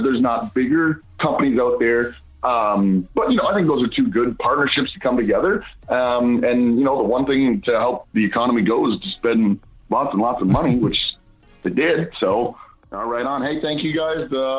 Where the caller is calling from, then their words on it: Chatham, Ontario, Canada; I'm calling from Chatham, Ontario, Canada. You know, Canadian calling here.